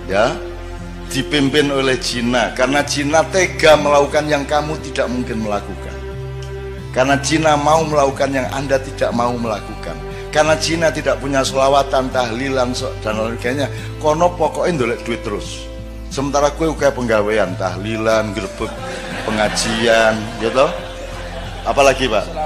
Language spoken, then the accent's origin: Indonesian; Java, Indonesia; gue wong Jawa ya rata-rata ya gue milih di, mati kaliren opo mangan tapi barang colongan